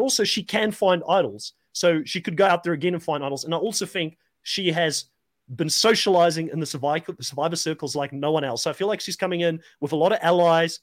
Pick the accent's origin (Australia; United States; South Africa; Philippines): South Africa; moved away as an adult; I am a South African, but I'm an expat. I've lived out of South Africa for 15 years